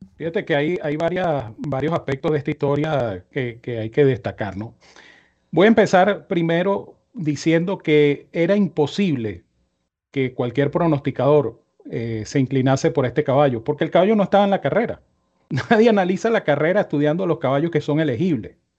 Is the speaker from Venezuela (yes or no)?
yes; Venezuela; como venezolano